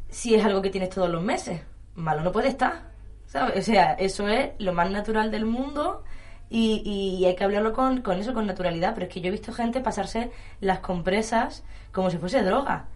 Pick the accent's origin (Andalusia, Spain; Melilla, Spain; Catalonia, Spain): Melilla, Spain; yo soy de Melilla